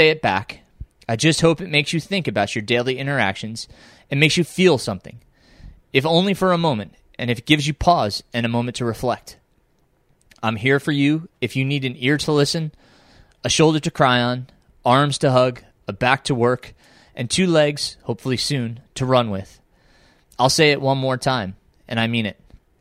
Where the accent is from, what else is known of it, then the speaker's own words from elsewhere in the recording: Middletown, New York, United States; also born or lived in Pine Bush, New York; now in North Carolina, United States; we moved to Middletown in my elementary years